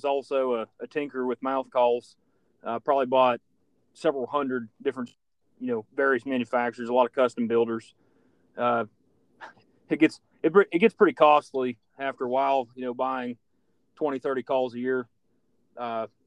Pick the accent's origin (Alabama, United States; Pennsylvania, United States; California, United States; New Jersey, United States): Pennsylvania, United States; also born or lived in Texas; now in West Virginia, United States; I'm originally from Pennsylvania